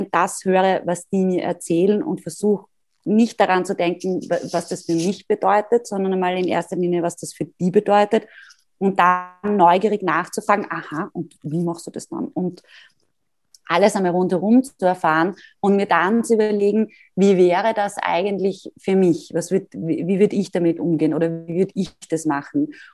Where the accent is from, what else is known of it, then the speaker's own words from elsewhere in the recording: Graz, Styria, Austria; da auch wieder als Internatskind großer, großer Vorteil und als Grazerin, die immer viele Freunde in Wien gehabt hat.